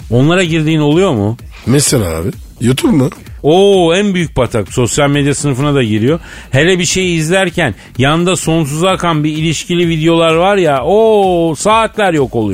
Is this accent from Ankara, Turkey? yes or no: no; Çorum Province, Turkey; Kadir, Çorum anlayan beni anlar. Çorumluyum, Kizra'dan ben sorumluyum.